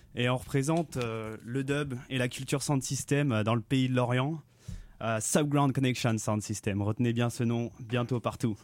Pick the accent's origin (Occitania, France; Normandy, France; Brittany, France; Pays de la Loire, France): Brittany, France; Lorient; on est un collectif lorientais